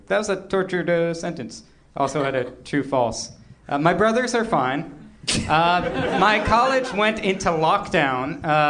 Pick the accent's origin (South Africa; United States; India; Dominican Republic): United States; Boston, Massachusetts; born or raised there; moved away